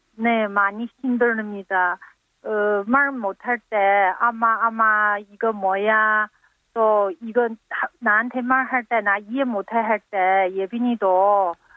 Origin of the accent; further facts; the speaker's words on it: China; Korean is a second language; moved away as an adult; now in South Korea; 저는 또 중국 사람이 한국말 모르니까